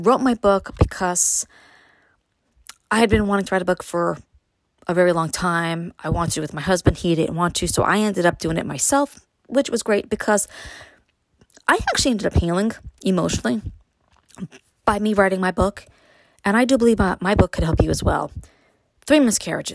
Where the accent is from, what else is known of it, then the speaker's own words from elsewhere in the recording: New York City, New York, United States; moved away; me growing up in Brooklyn